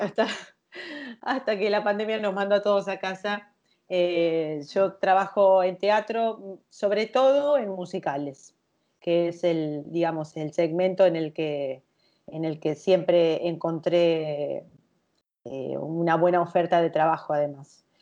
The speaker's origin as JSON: {"language": "Spanish", "town": "Luján", "region": "Buenos Aires Province", "country": "Argentina", "tie": "born or raised there", "moved": "as an adult", "lives_now": "Buenos Aires, Argentina", "said": "soy lujanense, soy de la provincia de Buenos Aires y hace un poco más de 20 años que ya me asenté en la ciudad de Buenos Aires"}